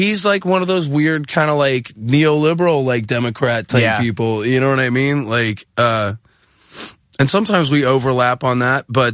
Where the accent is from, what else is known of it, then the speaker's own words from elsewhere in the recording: Pittsburgh, Pennsylvania, United States; moved away; Somebody that grew up in Pittsburgh, like, I didn't grow up grimy, but I grew up, like, grime adjacent